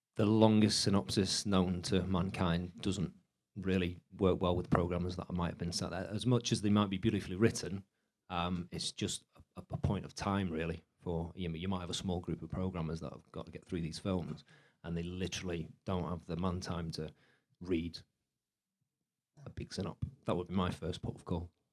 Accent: England, United Kingdom; I'm English, not Australian.

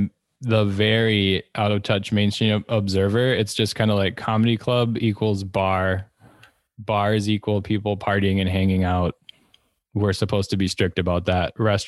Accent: Wisconsin, United States; now in Los Angeles, United States; I'm from Wisconsin. I'll go back and visit twice a year when we could fly easier.

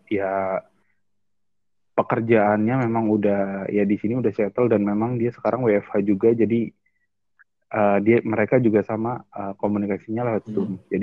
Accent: Indramayu, West Java, Indonesia; apalagi di daerah gua kan panjang tuh Indramayu itu panjang iya. bro dari ujung ke ujungnya

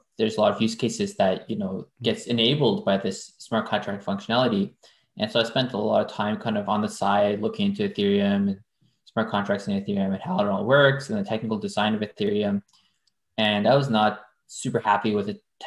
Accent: Victoria, British Columbia, Canada; first language French; English is a second language; moved away as an adult; also born or lived in Manitoba / United States; I was born in Manitoba and then grew up in West Coast in Victoria, just near Vancouver.

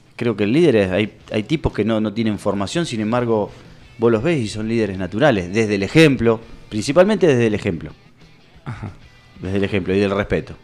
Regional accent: Nueve de Julio, Buenos Aires Province, Argentina; yo soy de 9 de julio. Yo soy de 9 de julio. Y quiero lo mejor para mi ciudad

